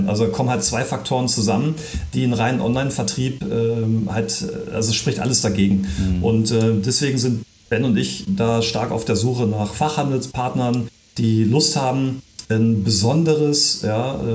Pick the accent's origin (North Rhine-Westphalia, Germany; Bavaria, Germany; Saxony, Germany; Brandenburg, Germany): North Rhine-Westphalia, Germany; Viersen; ich, ich komme ja hier aus der Ecke. Ja. Ähm, wir, wir, sind zwar ja. in Saarstedt äh, gemeldet, aber äh, Ben ist in Saarstedt. Äh, ich bin äh, in Viersen bei Düsseldorf.